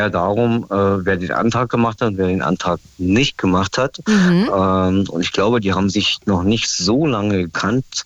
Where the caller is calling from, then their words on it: Stendal, Saxony-Anhalt, Germany; Ja, ja, klar, aus Stendal, ja.